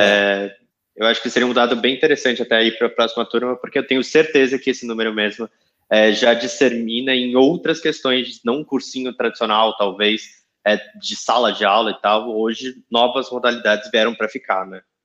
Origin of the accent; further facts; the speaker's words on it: São Paulo, Brazil; eu que sou de São Paulo